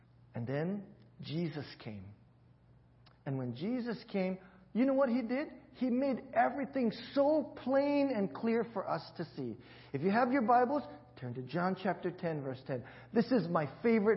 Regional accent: Hawaii, United States; growing up in Hawaii, that's exactly how we spoke

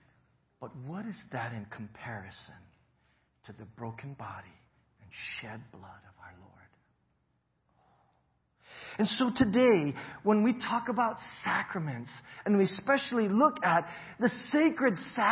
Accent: United States

